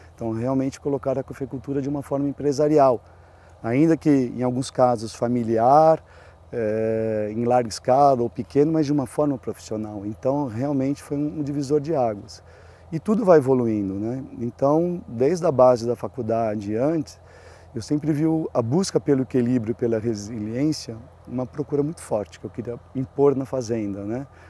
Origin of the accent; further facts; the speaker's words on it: Cerrado, Minas Gerais, Brazil; moved away; quando a gente voltou em 2016, a gente escolheu fazer parte né, do, do Cerrado, do, de Minas Gerais.